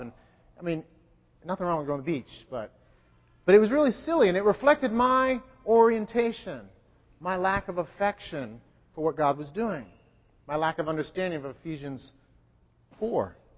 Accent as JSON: {"language": "English", "region": "New England", "country": "United States", "said": "I'm a New Englander."}